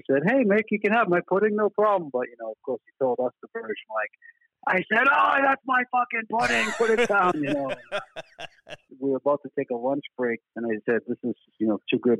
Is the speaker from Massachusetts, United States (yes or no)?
yes; Boston, Massachusetts, United States; accent: Boston; We're from Boston